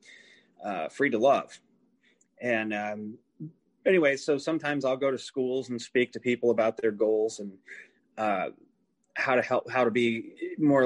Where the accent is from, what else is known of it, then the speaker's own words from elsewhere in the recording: southeast Iowa, United States; moved away; I came from Iowa. I started out in the southeast corner of Iowa.